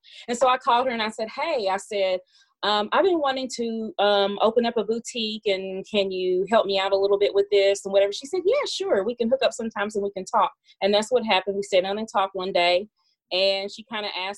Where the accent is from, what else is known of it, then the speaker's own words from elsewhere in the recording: Kentucky, United States; also born or lived in Mississippi / Elizabethtown, Kentucky; Originally, I'm Mississippi born, but Kentucky raised